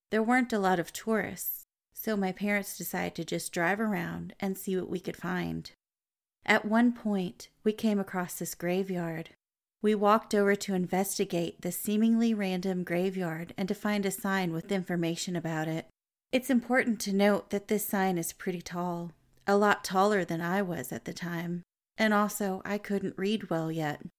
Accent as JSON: {"language": "English", "country": "Brazil", "second_language": "English", "said": "I'm from Brazil."}